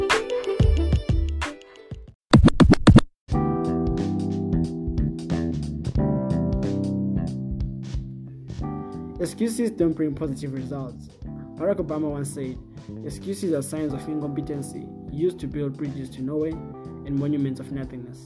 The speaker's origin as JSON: {"language": "English", "region": "Bulawayo", "country": "Zimbabwe", "said": "I'm from Bulawayo, Zimbabwe"}